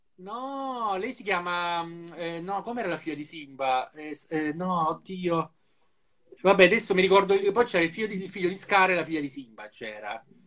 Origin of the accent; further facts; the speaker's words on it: Apulia, Italy; in Puglia abbiamo le persone migliori in assoluto